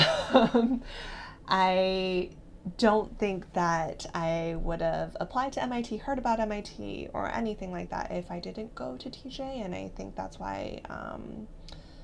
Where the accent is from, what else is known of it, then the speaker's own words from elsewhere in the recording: Herndon, Virginia, United States; I grew up in Virginia in a suburb outside of DC called Herndon